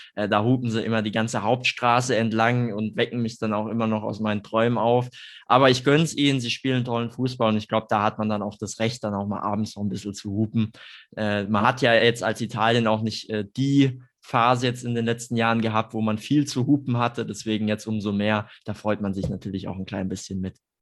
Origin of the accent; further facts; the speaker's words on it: Germany; wir uns als Deutsche